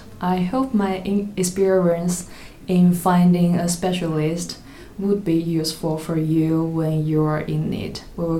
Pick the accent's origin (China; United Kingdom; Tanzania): China; moved away as an adult; now in Germany; from China.